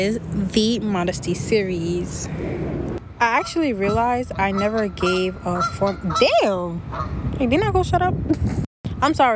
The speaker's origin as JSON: {"language": "English", "region": "New York", "country": "United States", "also_born_or_lived": "Senegal", "said": "I'm from New York"}